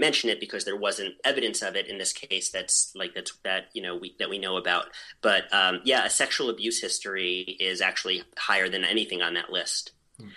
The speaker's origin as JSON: {"language": "English", "region": "New York", "country": "United States", "tie": "born or raised there", "also_born_or_lived": "Baltimore / New England", "moved": "as an adult", "lives_now": "New Hampshire, United States", "said": "I grew up in New York, and then I lived in Baltimore, and then I moved to New England"}